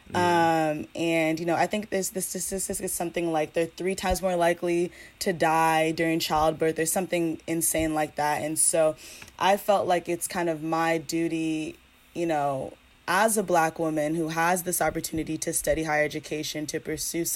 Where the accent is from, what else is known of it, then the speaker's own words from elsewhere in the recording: Pasadena, California, United States; I'm from Los Angeles, California, but you know, specifically the city of Pasadena